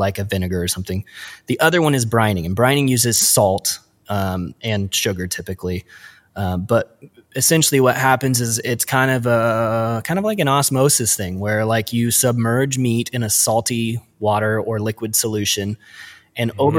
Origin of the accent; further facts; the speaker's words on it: Midwest, United States; also born or lived in Portland; us Midwest kids